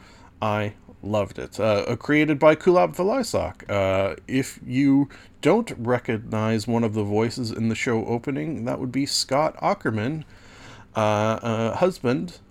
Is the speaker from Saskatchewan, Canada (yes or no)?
no; Southern Ontario, Canada; as a Southern Ontario resident